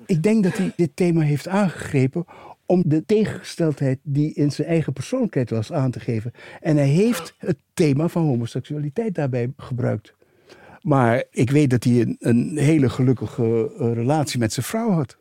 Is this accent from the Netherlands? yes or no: no; Suriname; het goede onderwijs wat we eh, in die tijd in Suriname hadden